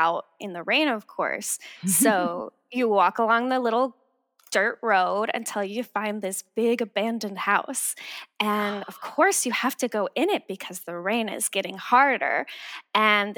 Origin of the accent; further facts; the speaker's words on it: Florida, United States; now in Los Angeles, United States; I'm from the South originally. I'm from Florida